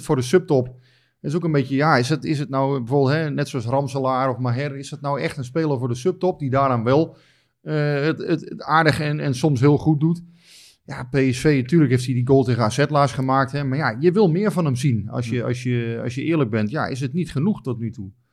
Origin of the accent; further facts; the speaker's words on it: Netherlands; wij als Nederlanders